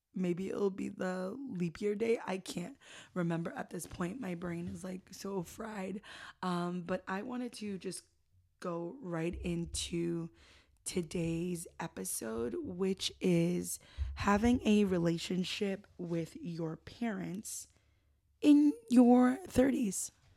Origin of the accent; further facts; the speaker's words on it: North Shore, Massachusetts, United States; I love growing up in the North Shore